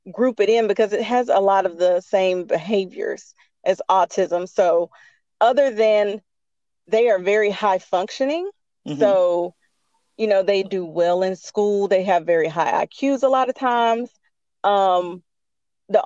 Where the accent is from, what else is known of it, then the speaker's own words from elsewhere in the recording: Winston-Salem, North Carolina, United States; now in Greensboro, United States; I am originally from Winston-Salem, North Carolina. I grew up in Winston-Salem.